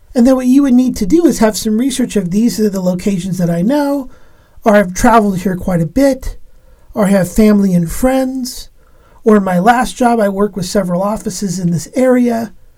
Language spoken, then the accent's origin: English; Los Angeles, California, United States; now in Pacific Northwest, United States; I was born in Los Angeles, California